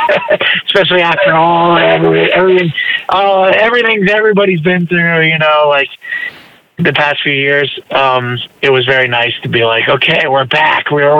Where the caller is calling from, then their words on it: Florida, United States; Yeah, I'm in front of the weed store right now, actually.